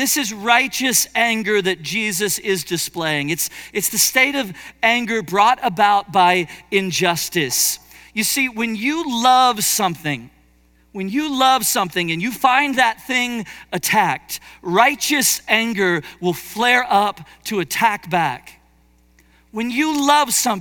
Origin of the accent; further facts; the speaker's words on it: Cincinnati, Ohio, United States; I was born in Cincinnati, grew up in Cincinnati